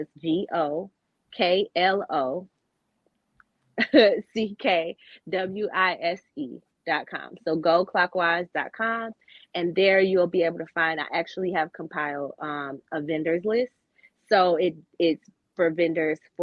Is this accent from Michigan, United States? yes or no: yes; Michigan, United States; I'm from Michigan